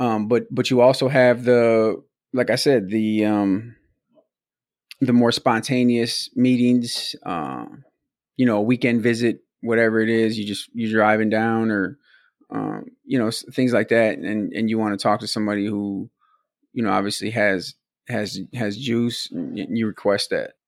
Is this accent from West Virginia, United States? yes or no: no; Milwaukee, Wisconsin, United States; we were from Milwaukee, we're from Wisconsin